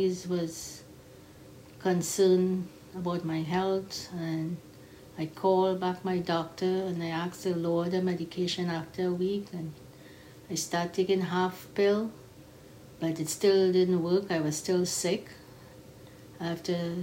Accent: Trinidad & Tobago; I am a Trinidadian

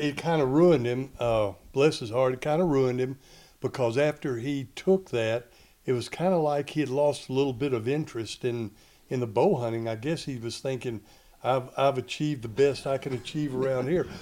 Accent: Paducah, Kentucky, United States; we were born and raised in Kentucky, Paducah, Kentucky, western tip of the state

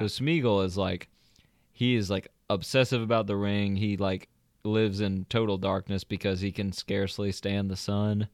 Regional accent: the South, United States; accent: Southern; now in Georgia, United States; different parts of Georgia, but we are from the South

